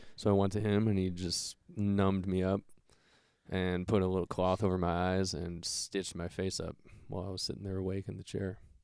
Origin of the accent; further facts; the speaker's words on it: Solon, Ohio, United States; also born or lived in Akron, Ohio; when I was one, I moved into the house that my dad still lives in.